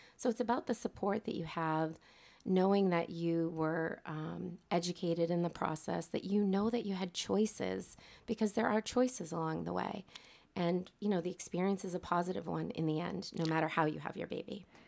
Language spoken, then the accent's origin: English; North Andover, Massachusetts, United States; here in North Andover, which is my hometown